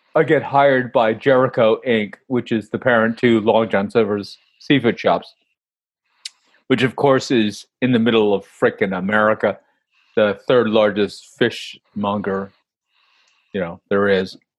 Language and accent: English; New York, United States; moved away as an adult; also born or lived in Kentucky; I'm from New York